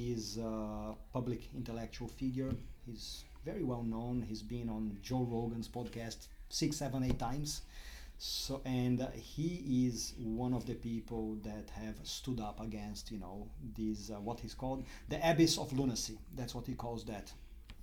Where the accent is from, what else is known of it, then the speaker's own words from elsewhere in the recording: Brazil; moved away as an adult; also born or lived in Durham, United Kingdom / London, United Kingdom; now in Melbourne, Australia; As much as you can hear my accent, when you look at me, I don't look Brazilian